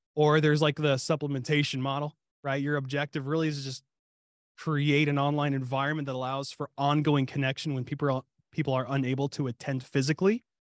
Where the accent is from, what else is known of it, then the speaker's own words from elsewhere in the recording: Ohio, United States; also born or lived in Kentucky (family roots); now in Dallas-Fort Worth area, Texas, United States; I was born and raised in Ohio